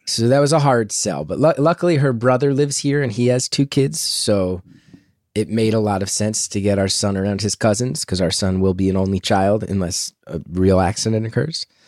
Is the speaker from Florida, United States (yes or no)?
no; New Jersey, United States; also born or lived in New York; I grew up in Jersey